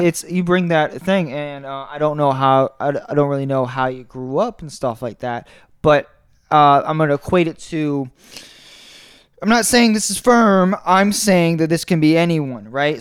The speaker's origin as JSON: {"language": "English", "town": "Tampa", "region": "Florida", "country": "United States", "tie": "born or raised there", "also_born_or_lived": "Orlando", "said": "I grew up in Tampa"}